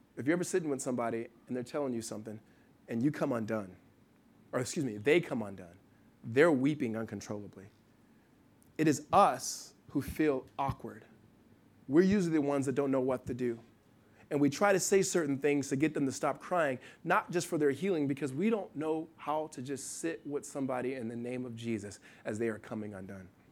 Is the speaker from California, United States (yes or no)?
yes; Los Angeles, California, United States; Ryan Tolan, best friend I grew up with in Los Angeles, uh, since I was probably seven or eight years old.